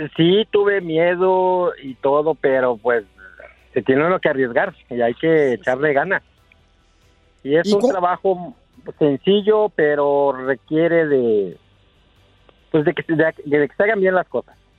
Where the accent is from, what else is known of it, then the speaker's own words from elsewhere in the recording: Morelos, Mexico; moved away; yo nací en Crisco Morelos